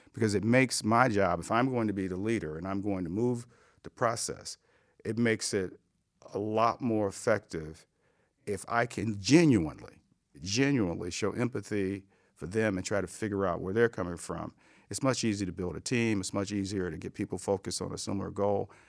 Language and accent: English; Cleveland, Ohio, United States; I came from Cleveland